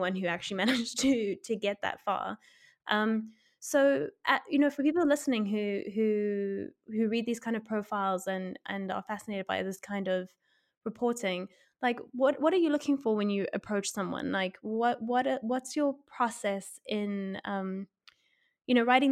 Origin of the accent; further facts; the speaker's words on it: South Africa; I'm South African and like growing up in South Africa